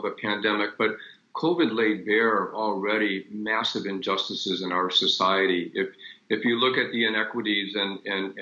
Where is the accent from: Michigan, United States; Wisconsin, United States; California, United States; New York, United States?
Michigan, United States; Detroit; moved away; also born or lived in Los Angeles; I grew up in Detroit and saw the riots of 67